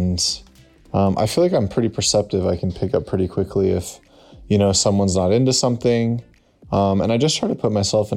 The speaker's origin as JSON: {"language": "English", "town": "San Diego", "region": "California", "country": "United States", "moved": "yes", "lives_now": "Los Angeles, United States", "said": "I'm from San Diego, California, but I live"}